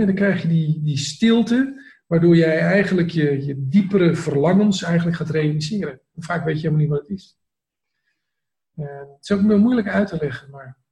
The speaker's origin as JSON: {"language": "Dutch", "town": "Amsterdam", "region": "North Holland", "country": "Netherlands", "tie": "born or raised there", "said": "ik kom uit Amsterdam, ik kom in de binnenstad ben ik geboren van Amsterdam, ik heb daar 25 jaar gewoond."}